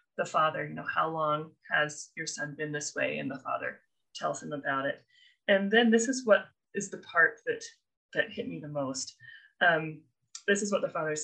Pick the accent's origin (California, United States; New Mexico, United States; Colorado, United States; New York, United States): Colorado, United States; also born or lived in Provo, Utah, United States / Minnesota, United States; now in Utah, United States; I was born at BYU. I was raised in Colorado.